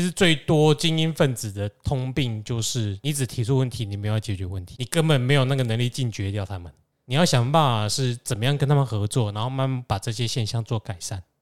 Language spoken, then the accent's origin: Chinese; central Taiwan, Taiwan; 尤其是我们中部人